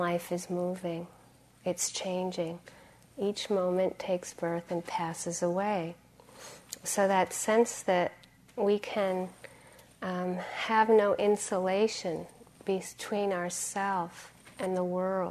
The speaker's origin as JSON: {"language": "English", "region": "Massachusetts", "country": "United States", "tie": "born or raised there", "said": "And I grew up in Massachusetts"}